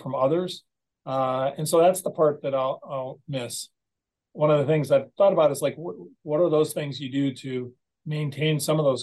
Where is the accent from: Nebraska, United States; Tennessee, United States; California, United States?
Nebraska, United States; now in Michigan, United States; I grew up in Nebraska, nowhere near the ocean.